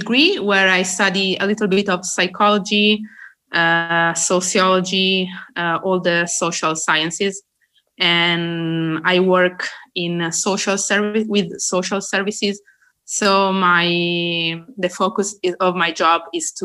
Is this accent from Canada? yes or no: no; Italy; I am from Italy